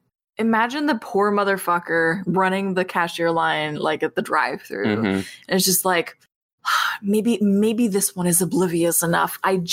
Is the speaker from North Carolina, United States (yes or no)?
no; New Jersey, United States; my home state, New Jersey.